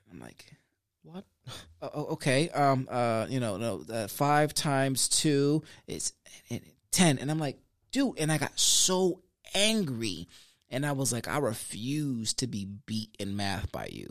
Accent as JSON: {"language": "English", "town": "Sanford", "country": "United States", "tie": "born or raised there", "also_born_or_lived": "Puerto Rico", "said": "I grew up on Conn Ave, Connecticut Avenue here on the west side of Sanford"}